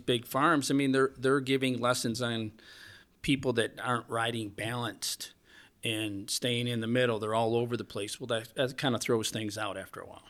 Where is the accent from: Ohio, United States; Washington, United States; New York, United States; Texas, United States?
New York, United States; …; I grew up here.